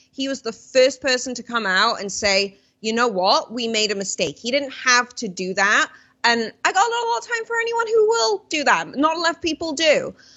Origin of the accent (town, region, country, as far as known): United Kingdom